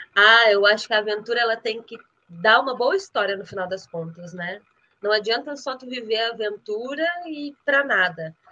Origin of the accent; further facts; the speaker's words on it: Rio Grande do Sul, Brazil; moved away as an adult; also born or lived in Santa Catarina; now in Curitiba, Brazil; A gente é criado no Rio Grande do Sul